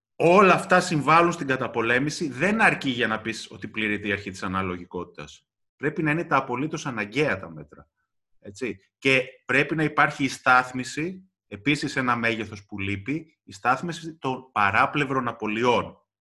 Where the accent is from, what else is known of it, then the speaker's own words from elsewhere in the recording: Kavala, Eastern Macedonia and Thrace, Greece; moved away; στην πατρίδα μου στην Καβάλα